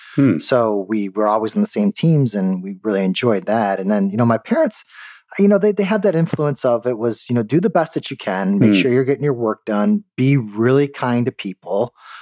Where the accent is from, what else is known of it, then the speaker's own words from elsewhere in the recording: Detroit, Michigan, United States; We grew up in suburban Detroit.